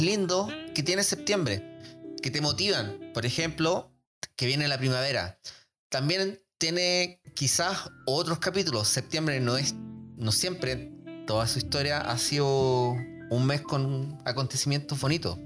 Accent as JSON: {"language": "Spanish", "town": "Rancagua", "region": "O'Higgins", "country": "Chile", "tie": "born or raised there", "said": "yo me acuerdo de chico, eh, acá en Rancagua"}